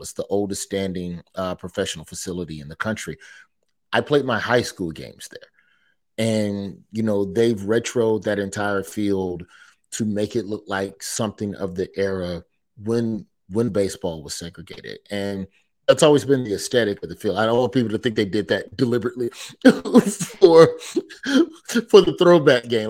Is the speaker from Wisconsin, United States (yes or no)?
no; New York, United States; I was born in New York